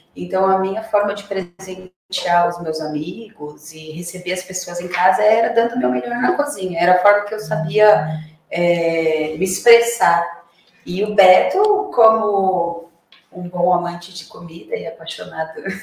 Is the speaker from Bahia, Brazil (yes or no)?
no; Santos, São Paulo, Brazil; now in São Roque, Brazil; eu sou Santista